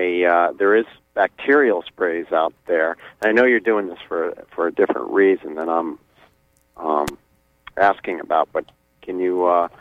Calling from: Blue Hill, Maine, United States; Yeah, I'm calling from Blue Hill. I'm an arborist in Blue Hill, and I prune a lot of apple trees.

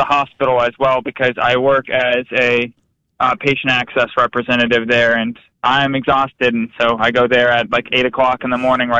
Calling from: Pensacola, Florida, United States

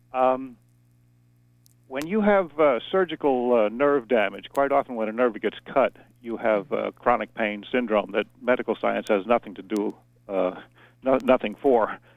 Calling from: Dover-Foxcroft, Maine, United States; I'm calling from Dover Foxcroft

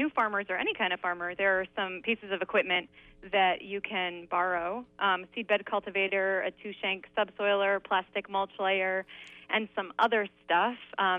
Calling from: Unity, Maine, United States; I'm calling from Unity.

